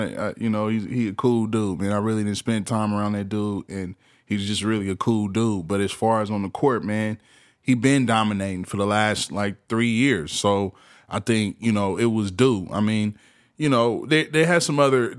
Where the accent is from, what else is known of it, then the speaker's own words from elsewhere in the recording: West Coast, United States; Like I watched it. Like, you know, I'm from the West Coast. Of course we had our run.